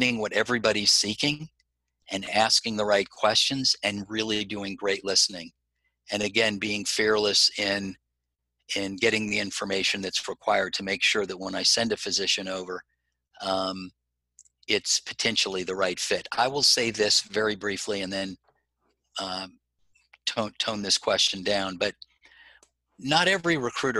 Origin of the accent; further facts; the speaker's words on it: South Florida, United States; I grew up in South Florida.